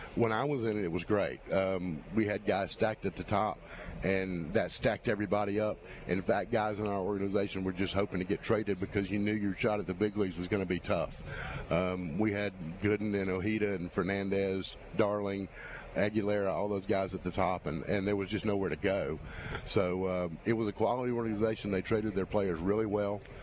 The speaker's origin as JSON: {"language": "English", "town": "Dothan", "region": "Alabama", "country": "United States", "also_born_or_lived": "Biloxi", "moved": "as an adult", "lives_now": "Mobile, United States", "said": "I'm originally from the Dothan area"}